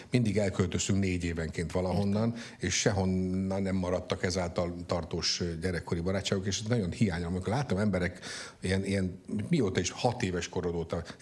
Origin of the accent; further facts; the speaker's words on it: Tata, Komárom-Esztergom, Hungary; born there; Ja, én Tatán, Tatán születtem.